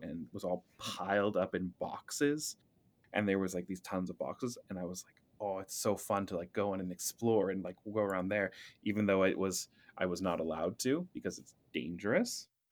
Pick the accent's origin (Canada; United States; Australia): Canada; Surrey, British Columbia; moved away as an adult; also born or lived in Vancouver / Russia; I was born in Vancouver, but raised in Surrey